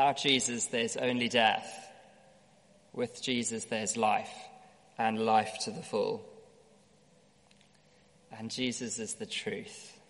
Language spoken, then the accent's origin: English; South Africa; growing up in South Africa